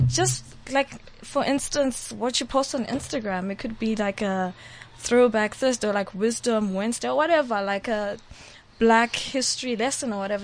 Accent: Eastern Cape, South Africa; now in Johannesburg, South Africa; I was from the Eastern Cape, so I grew up in the Eastern Cape with Xhosas

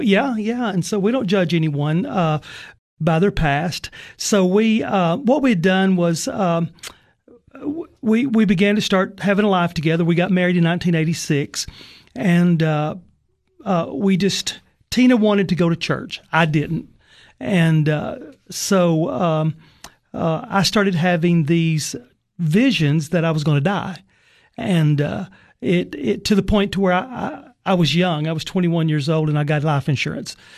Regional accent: Sparta, Tennessee, United States; I grew up in White County in Sparta

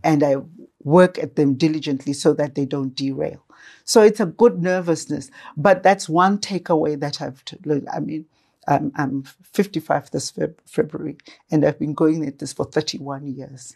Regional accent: Gwanda, Matabeleland South, Zimbabwe; I was born in Manama, Gwanda, at Manama Mission Hospital in Gwanda

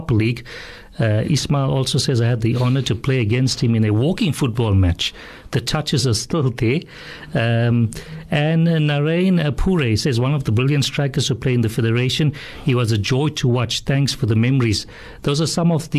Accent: Durban, KwaZulu-Natal, South Africa; the same area that we grew up in Overport.

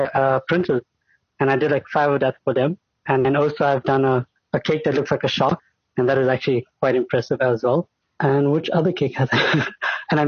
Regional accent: Kempton Park, Gauteng, South Africa; I'm from Kempton Park, and I run Deziner Cake Creators

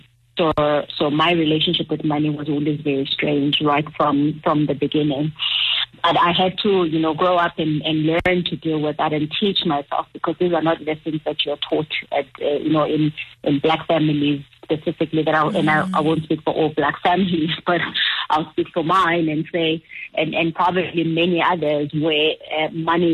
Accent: Transkei, Eastern Cape, South Africa; moved away; also born or lived in Johannesburg, South Africa; when I grew up in the Transkei to ending up in Joburg

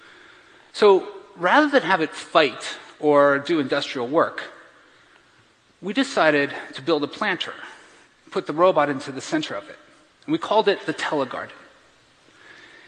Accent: Bethlehem, Pennsylvania, United States; I grew up in Bethlehem, Pennsylvania

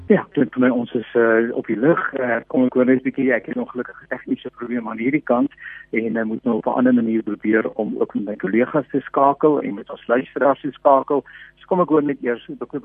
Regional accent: South Africa

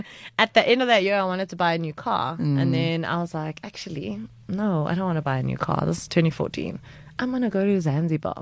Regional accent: Johannesburg, Gauteng, South Africa; we're from Johannesburg

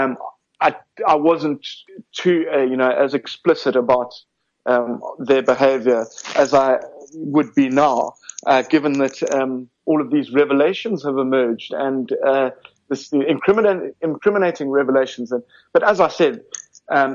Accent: Cape Town, Western Cape, South Africa; moved away as an adult; also born or lived in Johannesburg, South Africa; now in London, United Kingdom; Originally from Cape Town. Well, in fact, I was born in Johannesburg

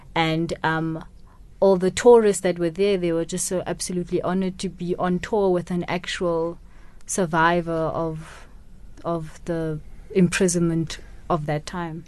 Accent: Kimberley, Northern Cape, South Africa; first language Setswana; English is a second language; also born or lived in Mahikeng, North West, South Africa; Kimberley to be with, to be raised by my grandparents.

